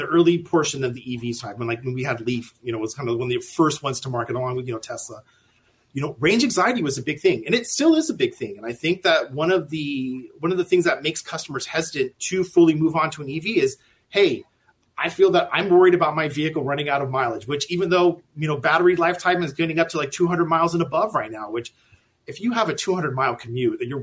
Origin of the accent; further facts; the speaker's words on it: California, United States; moved away; I'm originally from California